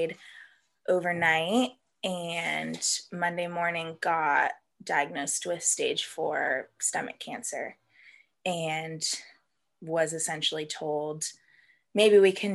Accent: Vista, California, United States; also born or lived in Abilene, Texas; I grew up here in North County, San Diego, in Vista

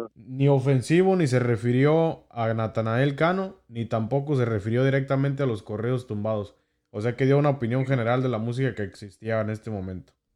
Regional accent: Mexico; como mexicanos eh, tenemos en nuestra cultura

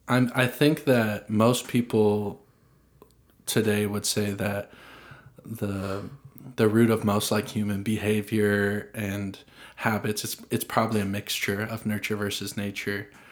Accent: Franklin, Tennessee, United States; I grew up in Franklin

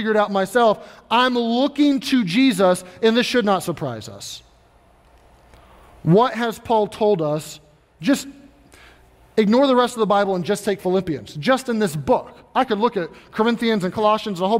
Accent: Kentucky, United States; I grew up in Kentucky

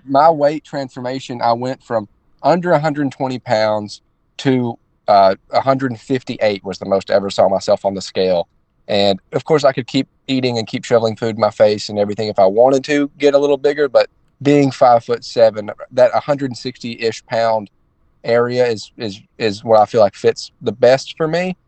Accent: Northeast Alabama, United States; now in Daytona Beach, United States; I'm from I'm from Northeast Alabama. Like I said, I train in Daytona Beach, but I'm from just absolute rural Alabama.

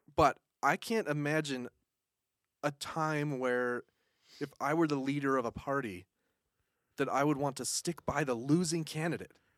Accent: Utahn, United States; I'm a Uton

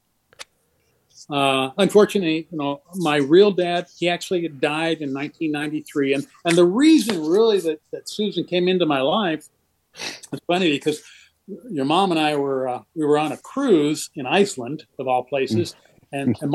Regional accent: Seattle, Washington, United States; I grew up in Seattle

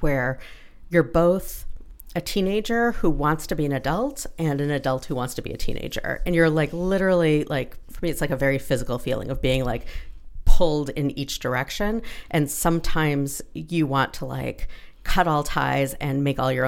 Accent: Toronto, Ontario, Canada; also born or lived in Ottawa / Calgary / Montreal / Halifax; I spent most of my childhood in Toronto and going back and forth between Toronto and Ottawa

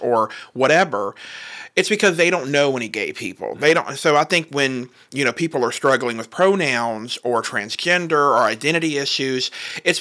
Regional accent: Southern Virginia, United States; also born or lived in Alexandria, Virginia; I lived there for the first few years, and then I moved to Southern Virginia, so really close to the border

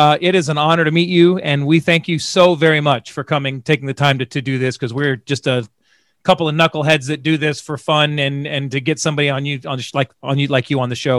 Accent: Tampa, Florida, United States; My father is from Michigan, and I grew up here in Florida. I'm from Tampa

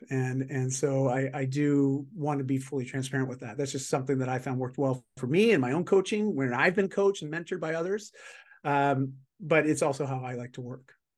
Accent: Canada; I'm just Canadian

